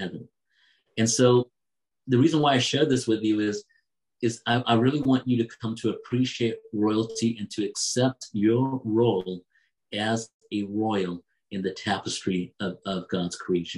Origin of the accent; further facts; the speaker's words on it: United States; also born or lived in England; I was born in England, but I was very young when we moved to America.